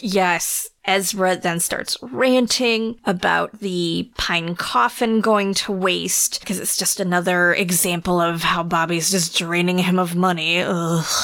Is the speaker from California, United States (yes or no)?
no; North Carolina, United States; moved away; I am originally from North Carolina.